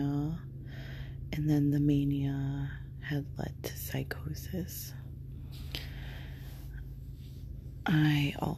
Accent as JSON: {"language": "English", "country": "United States", "said": "I'm from America"}